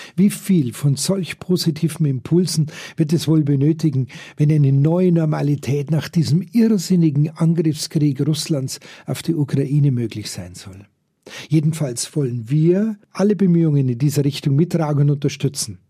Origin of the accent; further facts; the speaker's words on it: Germany; wir überall als deutsche Touristen